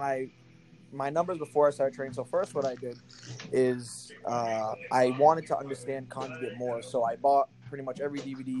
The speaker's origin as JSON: {"language": "English", "town": "New Bedford", "region": "Massachusetts", "country": "United States", "tie": "born or raised there", "said": "I live in New Bedford, Massachusetts. It's about an hour south of Boston."}